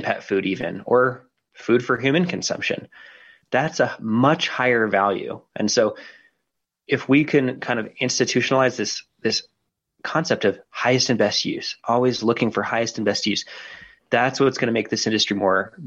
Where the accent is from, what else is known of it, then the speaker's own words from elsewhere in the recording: Denver, Colorado, United States; my hometown, Denver, Colorado